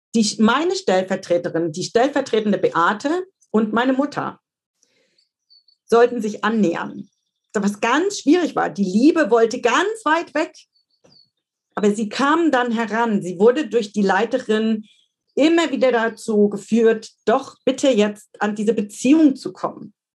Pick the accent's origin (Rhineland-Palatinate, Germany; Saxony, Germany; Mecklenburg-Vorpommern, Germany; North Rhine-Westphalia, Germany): Saxony, Germany; Dresden; moved away; meine Heimatstadt Dresden